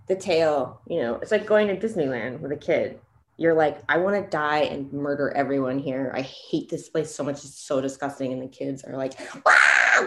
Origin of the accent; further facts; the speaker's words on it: California, United States; I grew up in California